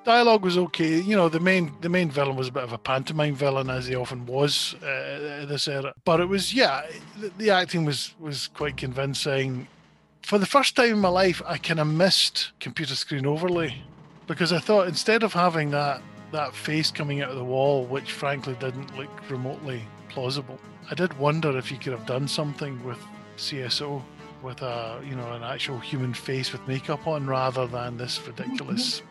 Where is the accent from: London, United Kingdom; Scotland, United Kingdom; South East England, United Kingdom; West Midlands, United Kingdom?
Scotland, United Kingdom; I'm Scottish